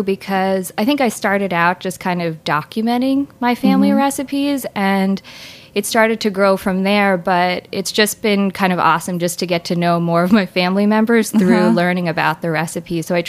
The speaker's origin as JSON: {"language": "English", "region": "New Jersey", "country": "United States", "tie": "born or raised there", "moved": "yes", "said": "I grew up in New Jersey"}